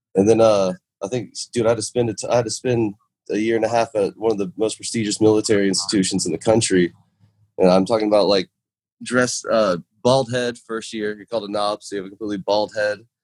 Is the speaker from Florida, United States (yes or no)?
yes; Jacksonville, Florida, United States; Jacksonville, my hometown